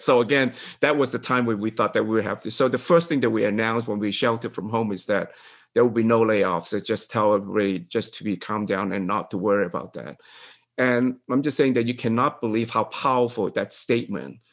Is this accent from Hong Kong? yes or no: yes; Hong Kong; I'm from Hong Kong, right?